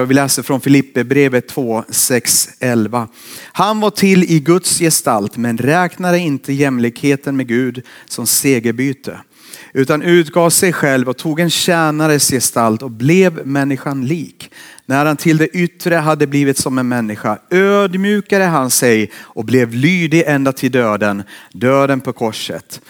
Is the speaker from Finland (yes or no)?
yes; Finland; now in Borås, Sweden; Jag har vuxit upp i Finland